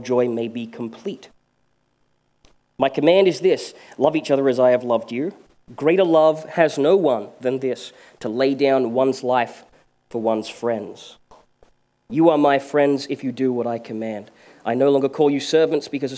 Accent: Australia

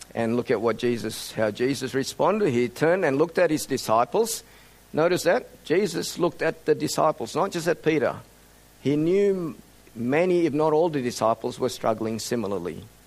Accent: Australia; also born or lived in Indonesia; At the age of 10, our family emigrated to Australia

